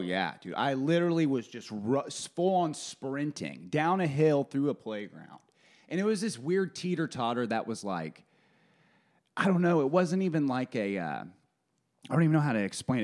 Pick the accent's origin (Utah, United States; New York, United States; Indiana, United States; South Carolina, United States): Indiana, United States; Kokomo; moved away